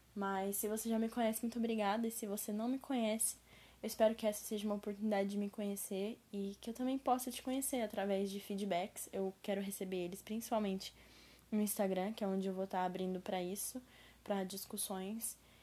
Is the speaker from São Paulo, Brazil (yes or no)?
yes; interior of São Paulo, Brazil; accent: caipira (interior paulista, retroflex r); eu moro numa cidade do interior de São Paulo. Então, a minha voz, né, o meu sotaque, eu vou falar verde, porta e portão.